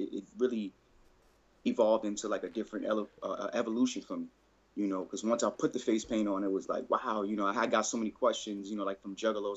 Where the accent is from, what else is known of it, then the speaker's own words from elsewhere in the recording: New York City, New York, United States; now in Connecticut, United States; I'm from the Bronx, New York, you know, originally. I'm out in Connecticut right now.